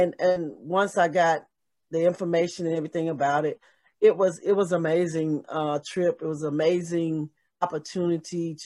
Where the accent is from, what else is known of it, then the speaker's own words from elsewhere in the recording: Charlotte, North Carolina, United States; to be able to come home and to my hometown and play in the NBA